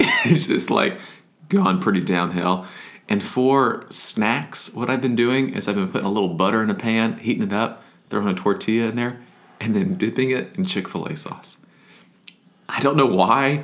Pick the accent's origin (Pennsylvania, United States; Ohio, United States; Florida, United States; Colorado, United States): Florida, United States; moved away; also born or lived in Wisconsin / Nashville; I grew up in Florida, so we had Publix